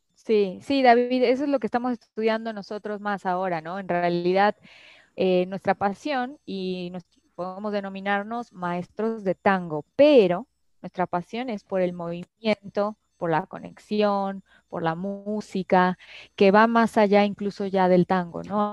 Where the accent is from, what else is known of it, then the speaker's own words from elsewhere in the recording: Mexico; desde mi perspectiva como mexicana